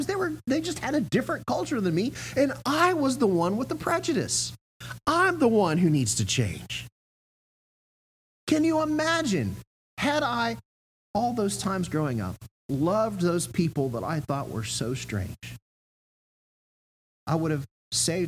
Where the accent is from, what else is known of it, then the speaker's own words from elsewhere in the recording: Augusta, Georgia, United States; I grew up in Augusta, Georgia